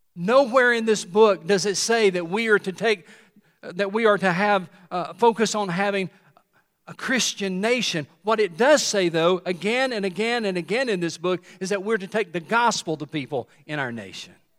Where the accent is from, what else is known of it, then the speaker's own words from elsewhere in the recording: Tennessee, United States; When I was growing up in Tennessee